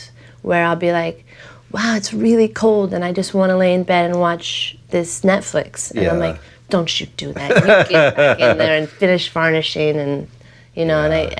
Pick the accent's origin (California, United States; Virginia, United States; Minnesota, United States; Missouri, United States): California, United States; Los Angeles; I was born on a kitchen table on Hoover Street.